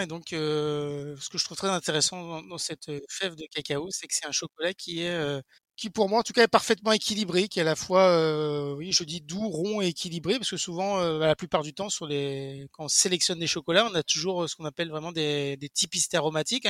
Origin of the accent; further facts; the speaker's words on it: Brittany, France; je suis breton